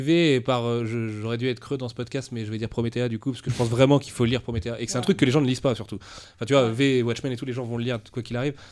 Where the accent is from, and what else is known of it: France